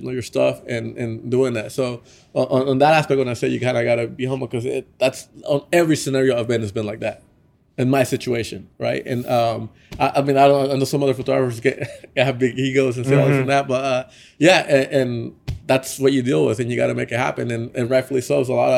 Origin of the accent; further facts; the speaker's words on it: Nicaragua; I'm from Nicaragua